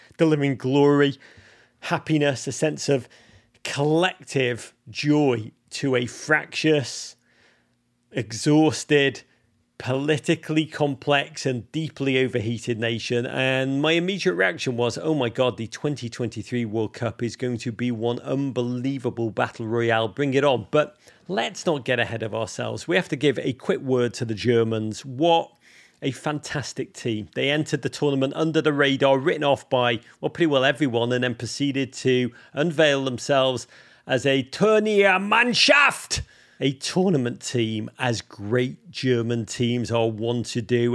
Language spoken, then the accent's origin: English; England, United Kingdom; moved away as an adult; now in United States; I grew up in England in the eighties